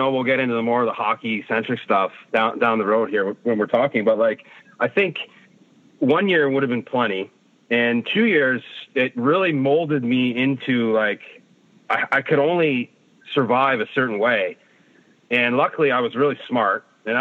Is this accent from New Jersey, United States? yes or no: no; outside Detroit, Michigan, United States; moved away as an adult; now in Toronto, Canada; I grew up mostly outside Detroit